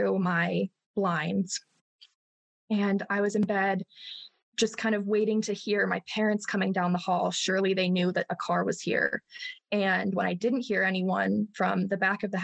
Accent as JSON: {"language": "English", "town": "Chicago", "region": "Illinois", "country": "United States", "tie": "born or raised there", "said": "I'm from Northwest Chicago. And I grew up on 3 acres with my 3 sisters"}